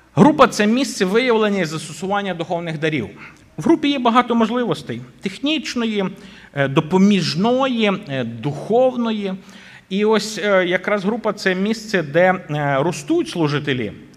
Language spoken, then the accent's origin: Ukrainian; Boryslav, Lviv Oblast, Ukraine; моя рідна церква, звідки я родом в Бориславі